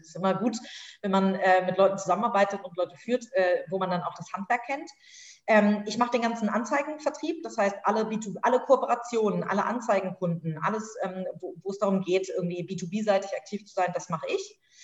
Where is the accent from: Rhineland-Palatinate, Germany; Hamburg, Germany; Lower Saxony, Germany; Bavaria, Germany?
Hamburg, Germany; bin tatsächlich in Hamburg aufgewachsen, habe hier studiert, bin zur Schule gegangen